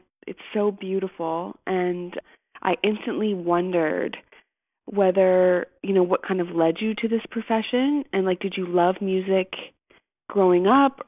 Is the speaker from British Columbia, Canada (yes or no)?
no; Niagara Falls, Ontario, Canada; moved away as an adult; also born or lived in Toronto; now in Fraser Valley, Canada; I'm actually from the Ontario, like Niagara Falls, and then the Toronto area, and I moved here in 2014.